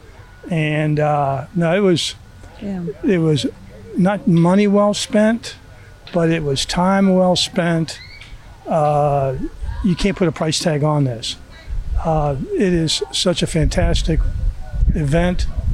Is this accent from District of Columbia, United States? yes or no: yes; Washington, District of Columbia, United States; We're from the Mid-Atlantic, Washington, D.C.